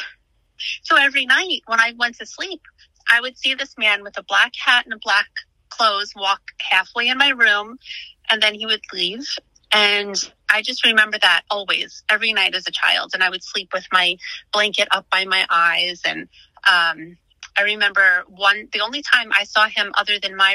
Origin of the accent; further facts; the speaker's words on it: Long Island, New York, United States; moved away as an adult; now in Pennsylvania, United States; I grew up on Long Island and we moved out to Pennsylvania about 5.5 years ago